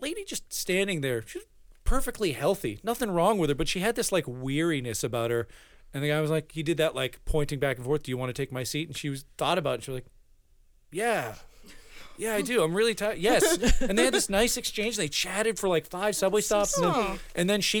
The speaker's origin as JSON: {"language": "English", "town": "Framingham", "region": "Massachusetts", "country": "United States", "tie": "born or raised there", "first_language": "Spanish", "second_language": "English", "said": "I'm from a town called Framingham"}